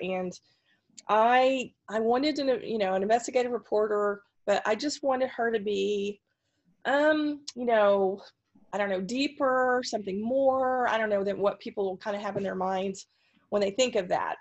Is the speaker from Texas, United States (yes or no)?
yes; Texas, United States; moved away as an adult; also born or lived in Pacific Northwest; I'm originally from Texas and I um, and was a DRT. My family is Texan on both sides